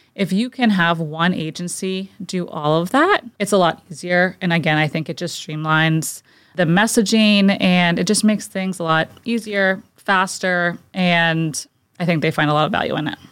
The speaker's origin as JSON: {"language": "English", "town": "Fairfield", "region": "Connecticut", "country": "United States", "tie": "born or raised there", "moved": "yes", "lives_now": "South Shore, United States", "said": "I was born and raised in Fairfield, Connecticut, so about three hours from here and about an hour outside of New York City."}